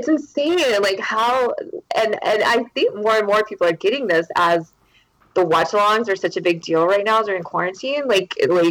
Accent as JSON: {"language": "English", "town": "Charleston", "region": "South Carolina", "country": "United States", "said": "I lived all over South Carolina and North Carolina, but Charleston's where I'm from"}